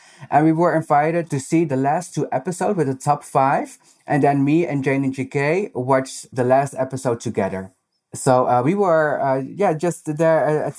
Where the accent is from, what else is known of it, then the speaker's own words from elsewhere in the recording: Netherlands; accent: Dutch; English is a second language; I hope they're not going to make fun of my very Dutch accent.